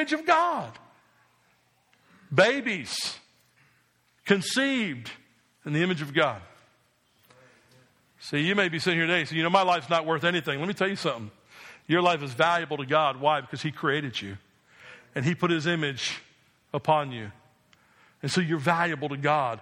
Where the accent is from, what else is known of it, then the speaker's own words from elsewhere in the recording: New Jersey, United States; I grew up in New Jersey